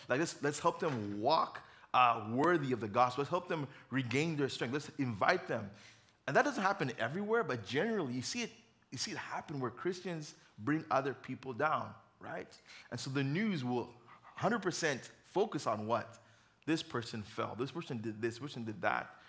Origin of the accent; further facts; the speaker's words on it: Uganda; moved away; I grew up in Uganda.